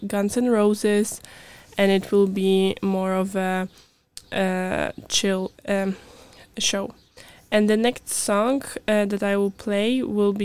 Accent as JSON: {"language": "English", "country": "Poland", "moved": "yes", "said": "I'm from Poland. I'm studying at UVA."}